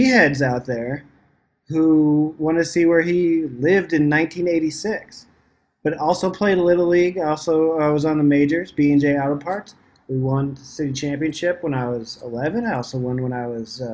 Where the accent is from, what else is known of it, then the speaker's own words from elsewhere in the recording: Muscatine, Iowa, United States; my hometown is Muscatine, Iowa